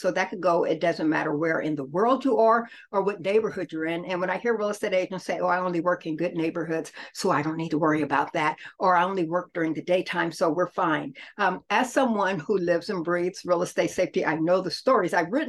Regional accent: Muskogee, Oklahoma, United States; also born or lived in New Orleans; now in Kansas City, United States; I'm an Okie from Muskogee. So I was born in Muskogee and I've lived New Orleans. I have parents who are military. So I've lived in New Orleans and then we landed here in Kansas City.

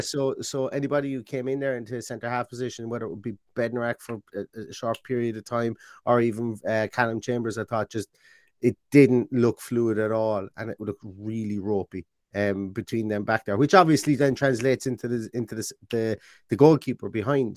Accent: Ireland; I'm Irish.

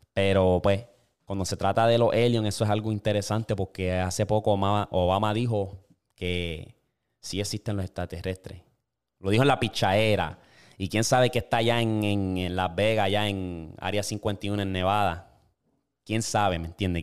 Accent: Puerto Rico; now in United States; Yo creciendo, cuando yo estaba en Puerto Rico

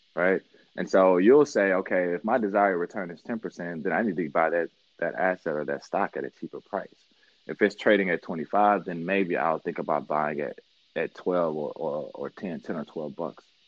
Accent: Mississippi, United States; also born or lived in New York / Miami; now in Detroit, United States; I grew up in Mississippi, born and raised there

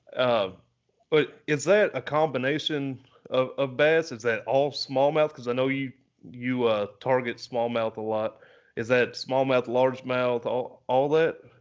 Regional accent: the South, United States; I'm I'm from the South

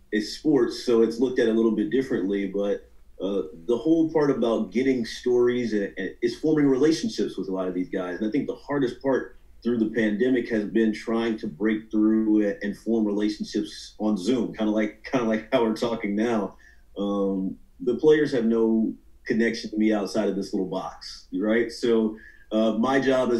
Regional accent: Atlanta, Georgia, United States; I am from the Atlanta area, so I grew up a Falcons fan

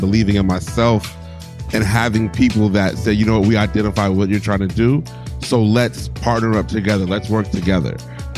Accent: Arizona, United States; moved away as an adult; also born or lived in Hampton, Virginia; now in Washington, D.C., United States; I got here in 03. I graduated from Hampton University, moved up here. I'm really from Arizona, so DC was just a whole different experience for me.

